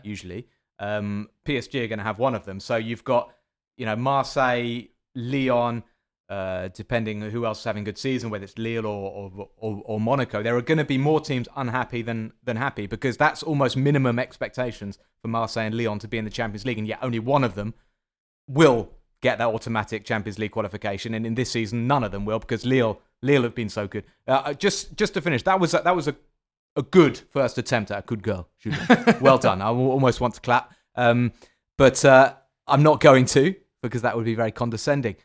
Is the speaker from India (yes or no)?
no; England, United Kingdom; I'm from England